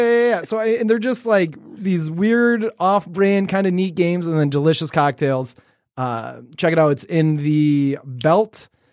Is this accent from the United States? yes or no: yes; Detroit, Michigan, United States; we're from Detroit